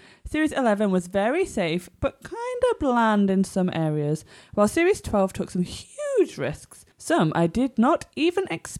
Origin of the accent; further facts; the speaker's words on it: the north of England, United Kingdom; accent: northern; are you all mocking my northern accent?